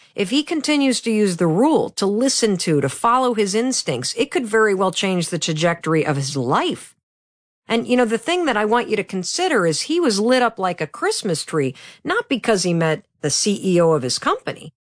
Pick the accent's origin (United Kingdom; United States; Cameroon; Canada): United States; Midwest; I'm from the Midwest